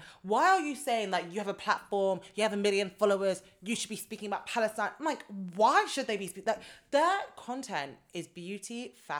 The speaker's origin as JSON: {"language": "English", "country": "Nigeria", "said": "I'm a Nigerian"}